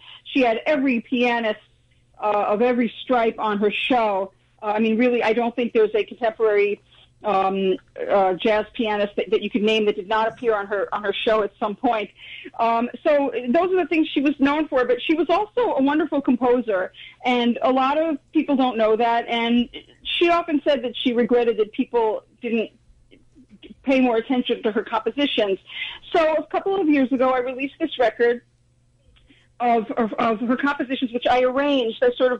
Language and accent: English; New York, United States; I grew up in New York.